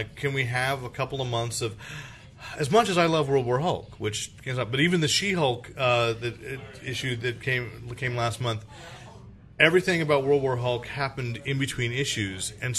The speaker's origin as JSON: {"language": "English", "town": "Sunnyvale", "region": "California", "country": "United States", "tie": "born or raised there", "said": "I grew up in Sunnyvale."}